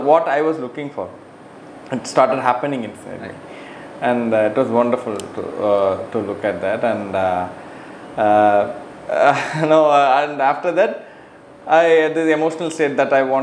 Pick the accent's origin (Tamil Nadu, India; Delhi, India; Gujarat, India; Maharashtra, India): Tamil Nadu, India; Cuddalore; I am from Cuddalore, actually, Anna. Like, Cuddalore is near to Pondicherry.